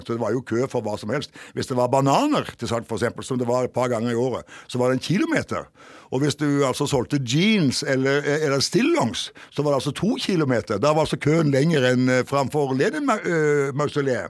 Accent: Jæren, Rogaland, Norway; moved away as an adult; now in Kirkenes, Norway; Rogaland offentlige landsgymnas eh, på Jæren, der jeg vokste opp

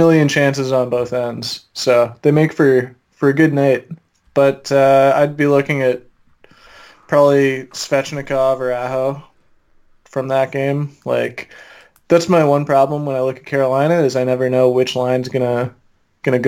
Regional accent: Ottawa, Ontario, Canada; I'm from Ottawa, you know, technically a Sens fan

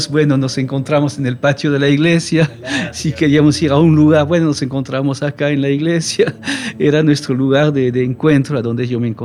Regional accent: Romandy, Switzerland; accent: French; Spanish is a second language; por mi, mi dejo, que en realidad es francés. Pero yo no soy francés, yo soy suizo de la parte francesa de Suiza.

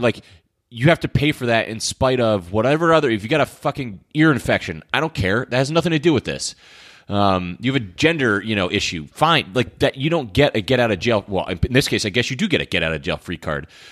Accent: Connecticut, United States; I grew up in Connecticut

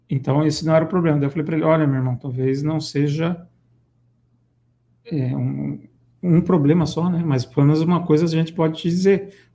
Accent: Ponta Grossa, Paraná, Brazil; moved away; Minha terra natal, Ponta Grossa.

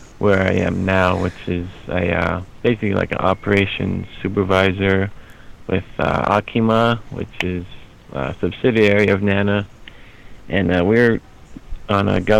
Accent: Anchorage, Alaska, United States; moved away as an adult; I was born in Anchorage, born and raised there for 24 years

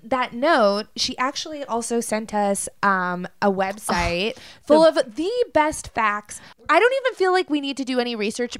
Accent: Canada; now in United States; as a Canadian in America

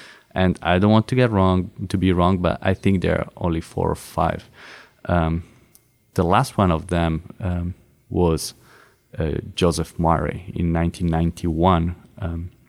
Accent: Milan, Lombardy, Italy; So I remember I attended a conference by chance in my hometown in Milano

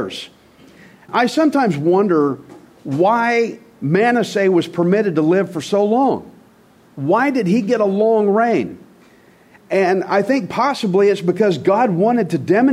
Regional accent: United States; as an American

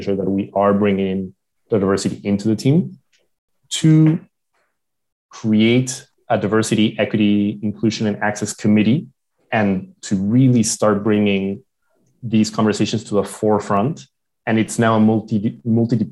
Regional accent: Lima, Peru; moved away; also born or lived in San Francisco / Johannesburg; I'm from Lima.

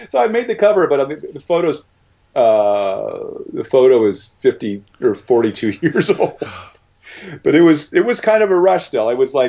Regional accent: Manhattan Beach, California, United States; moved away; also born or lived in Venice, Los Angeles; I grew up, you know, I was in Venice first, but then I spent, you know, high school years and stuff in Manhattan Beach. It feels like home. My brother still lives there, and I wouldn't move back, but I'm really glad I grew up there, especially when I did.

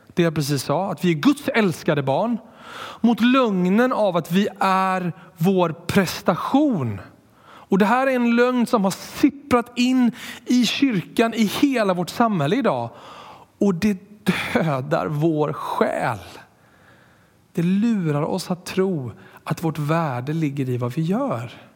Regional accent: Borås, Västra Götaland, Sweden; jag är uppvuxen i Borås

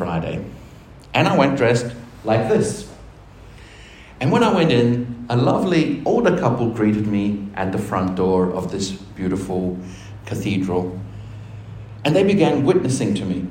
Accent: Argentina; now in Australia; I'm from Argentina. I'm from a country where we never had

